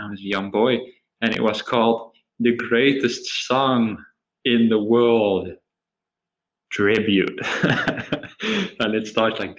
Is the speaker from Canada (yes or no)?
no; Netherlands; moved away as an adult; now in Australia; I was from the Netherlands